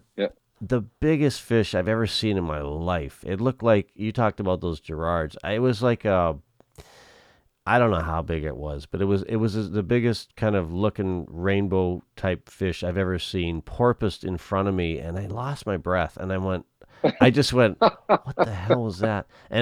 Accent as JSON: {"language": "English", "area": "Okanagan", "region": "British Columbia", "country": "Canada", "tie": "born or raised there", "said": "growing up in the Okanagan"}